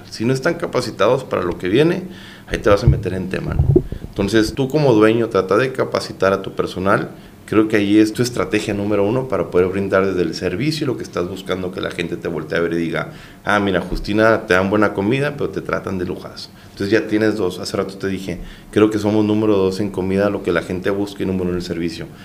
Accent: Baja California, Mexico; pues saber que como mexicanos y bajacalifornianos, pues la gente nos voltea a ver

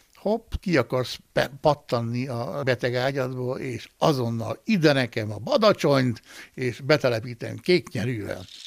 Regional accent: Great Hungarian Plain, Hungary; én, aki különben alföldi születésű vagyok

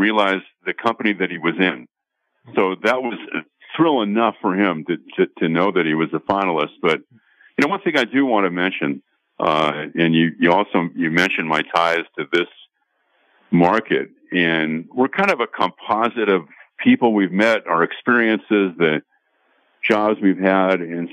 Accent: Los Angeles, California, United States; a kid growing up in L.A.

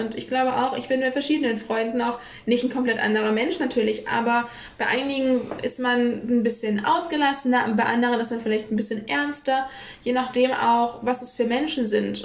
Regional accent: Kiel, Schleswig-Holstein, Germany; ich identifiziere mich, wenn man jetzt so sagt, als Kielerin, weil ich bin hier in Kiel groß geworden

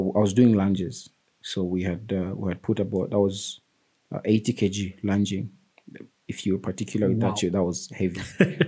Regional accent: Lusaka, Lusaka Province, Zambia; I grew up in Lilanda, George Compound.

